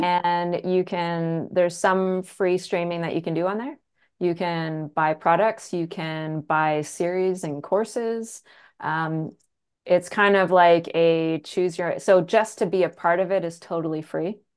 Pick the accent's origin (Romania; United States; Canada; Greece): Canada; I'm from the country. I'm a Canadian from the country.